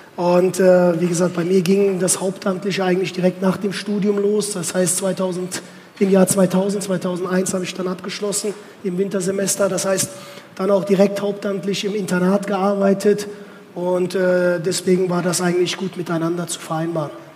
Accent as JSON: {"language": "German", "area": "Westerwald", "region": "Rhineland-Palatinate", "country": "Germany", "tie": "born or raised there", "also_born_or_lived": "Turkey / Cologne", "moved": "as an adult", "lives_now": "Oldenburg, Germany", "said": "ich bin im Westerwald groß geworden"}